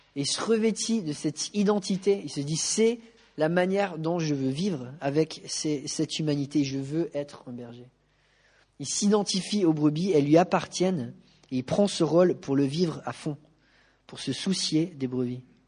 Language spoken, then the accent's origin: French; France; En tant que Français